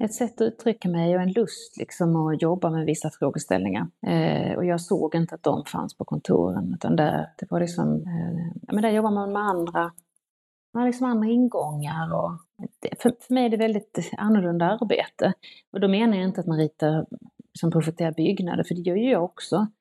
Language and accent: Swedish; Ängelholm, Skåne, Sweden; also born or lived in Stockholm / London; så att de köpte ett sextiotalsmotell i Ängelholm och flyttade dit